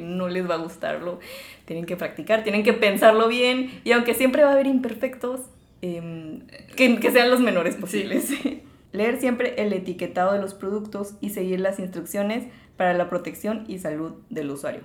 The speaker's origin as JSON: {"language": "Spanish", "country": "Mexico", "said": "como mexicanos"}